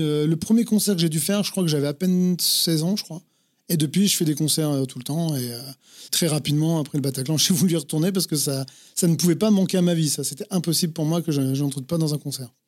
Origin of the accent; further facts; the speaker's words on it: Vierzon, Centre-Val de Loire, France; moved away; also born or lived in Paris; je viens de Vierzon, dans le Cher